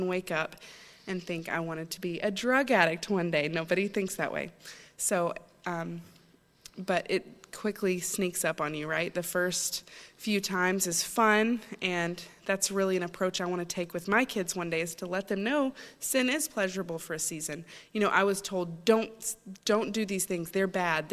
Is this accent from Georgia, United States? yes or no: no; Chattanooga, Tennessee, United States; now in Maine, United States; I'm originally not from Maine. I'm from Chattanooga, Tennessee. And I grew up in a great Christian home